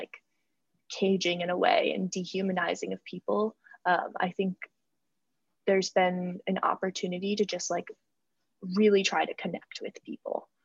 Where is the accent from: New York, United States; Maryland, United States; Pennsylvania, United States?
New York, United States; I'm from New York State